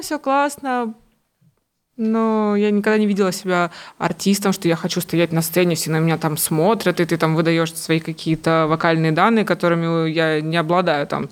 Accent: Kamchatka Krai, Russia; moved away; Мы там вообще с Камчатки

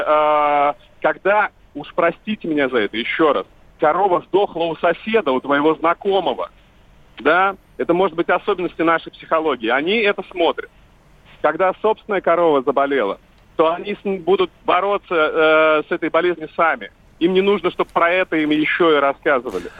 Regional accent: Vladivostok, Primorsky Krai, Russia; now in Moscow, Russia; я живу в Москве, я из Владивостока

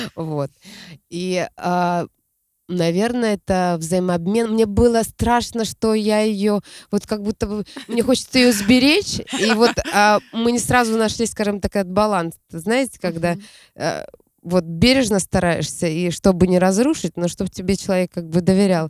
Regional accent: Siberia, Russia; Я родом из Сибири. Я там родилась

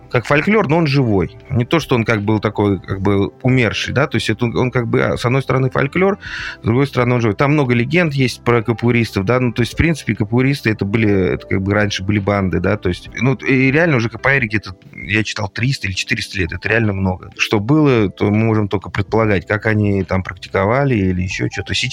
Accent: Moscow, Russia; born there; я родился в Москве, соответственно, с детства я занимался, э, как бы интересовался борьбой

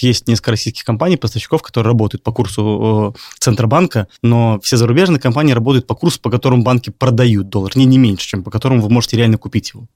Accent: Minsk, Belarus; moved away; я из Минска сам

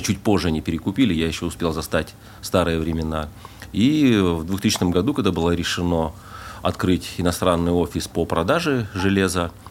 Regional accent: Temirtau, Karaganda Region, Kazakhstan; moved away as an adult; also born or lived in Voronezh, Russia; now in Dubai, United Arab Emirates; Родился я под Воронежем, а с годика и до 30 лет я жил в городе Тимиртау, это Казахстан.

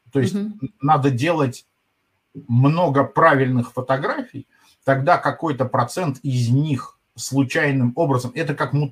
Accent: Moscow, Russia; А я клянусь, что я вот прожил в Москве 50 лет, я москвич.

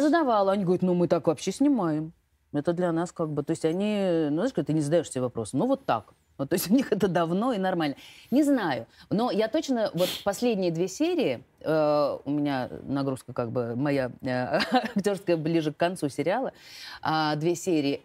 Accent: Russia; accent: Russian; Мы две из России

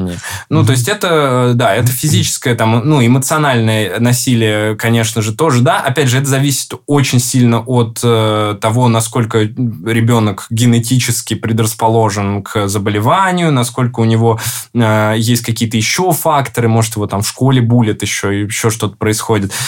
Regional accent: Ryazan, Ryazan Oblast, Russia; moved away; Рязани, откуда я родом

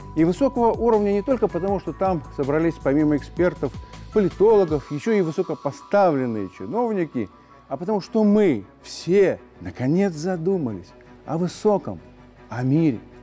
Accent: Belarus; мы, белорусы

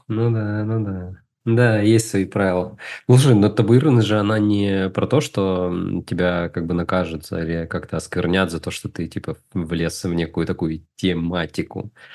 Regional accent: Izhevsk, Udmurtia, Russia; moved away as an adult; now in Moscow, Russia; Я э, вырос в Удмуртии, город Ижевск

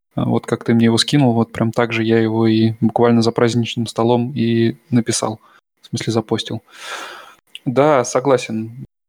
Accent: Russia; now in Germany

